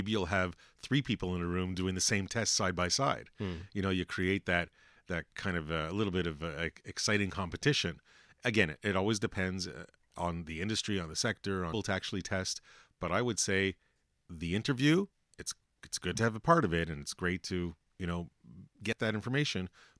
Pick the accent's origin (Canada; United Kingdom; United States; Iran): Canada; well, we're Canadian. We always say sorry, right?